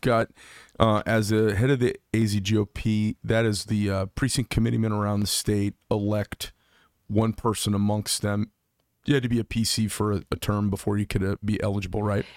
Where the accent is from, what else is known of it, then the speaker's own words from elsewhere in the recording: Scottsdale, Arizona, United States; now in Carefree, United States; I grew up in Scottsdale, and then I live up in Carefree now